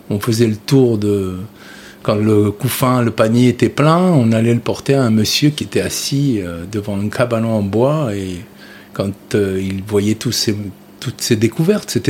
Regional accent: Carthage, Tunis Governorate, Tunisia; moi, je suis né en 1957 d'un père sicilien et d'une mère auvergnate en Tunisie, à Tunis, et j'ai grandi à Carthage, près de Salambo.

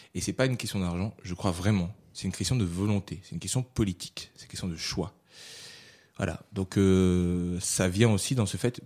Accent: Réunion; moved away as an adult; also born or lived in Paris; j'ai été formé à La Réunion un petit peu. J'étais un comédien voilà, un peu lambda

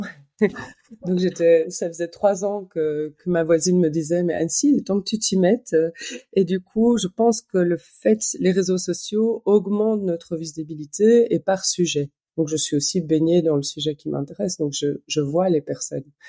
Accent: Belgium; moi je suis belge

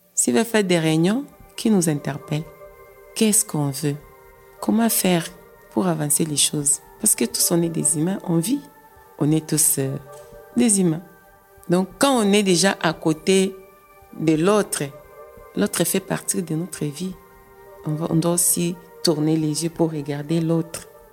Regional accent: DR Congo; moved away as an adult; now in Belgium; Je viens de la République démocratique du Congo. J'ai vu que les choses ne tournaient pas bien et il n'y avait pas moyen de vivre dans mon pays et j'ai aussi quitté

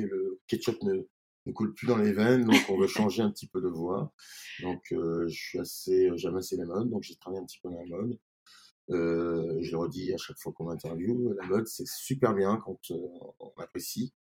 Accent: Grenoble, Auvergne-Rhône-Alpes, France; also born or lived in Paris; now in Beaune, France; je suis grenoblois au départ

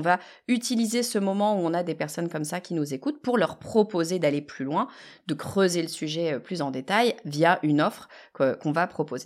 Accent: France; on est français

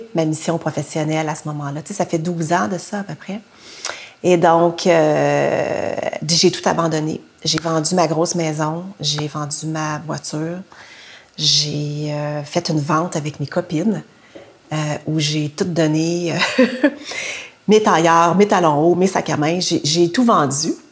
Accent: Quebec City, Quebec, Canada; je suis née à Québec dans les années 60, puis j'ai été adoptée par une famille euh, québécoise de souche

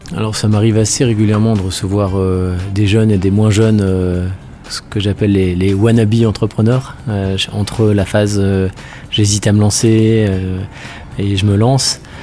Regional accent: Nord, Hauts-de-France, France; moved away as an adult; je suis né dans le Nord et je suis parti euh, faire mes études après le lycée

